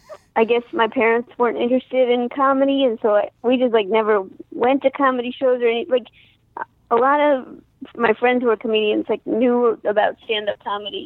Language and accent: English; St. Louis, Missouri, United States; I'm from St. Louis, Missouri